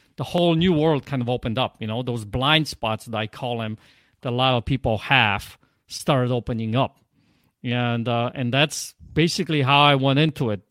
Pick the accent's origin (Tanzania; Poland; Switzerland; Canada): Poland; accent: Polish; English is a second language; now in Michigan, United States